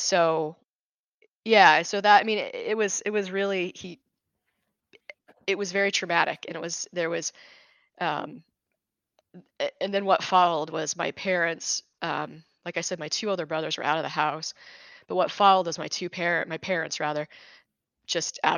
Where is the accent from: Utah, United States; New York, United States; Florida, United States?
Utah, United States; I lived in Utah. I grew up in Utah, and we lived on a bench of a mountain.